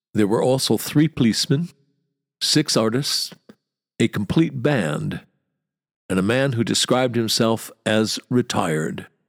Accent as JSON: {"language": "English", "country": "United States", "moved": "as an adult", "lives_now": "London, United Kingdom", "said": "I'm not English, I'm a Yank. A Yank who's lived here for half a century."}